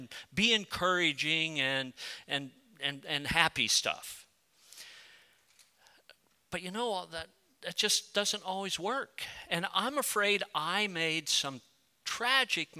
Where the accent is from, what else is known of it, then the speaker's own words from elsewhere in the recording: United States; also born or lived in Colorado; I'm a proud patriotic American